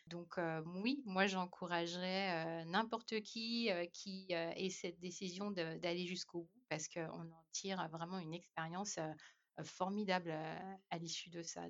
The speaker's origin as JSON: {"language": "French", "country": "France", "moved": "as an adult", "lives_now": "Ireland", "said": "on nous connaît bien en tant que Français"}